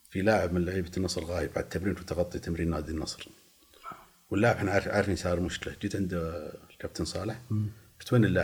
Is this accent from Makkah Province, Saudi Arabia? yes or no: no; Eastern Province, Saudi Arabia; فكنت انا انا الاهل عايشين في المنطقه الشرقيه فانا من اهل الشرقيه